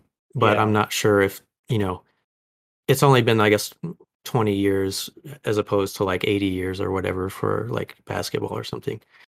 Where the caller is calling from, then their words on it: New York, United States; I'm calling in from New York.